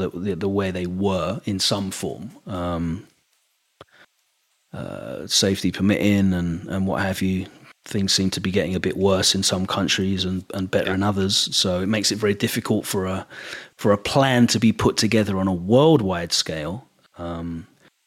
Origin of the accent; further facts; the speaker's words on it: England, United Kingdom; accent: English; my English accent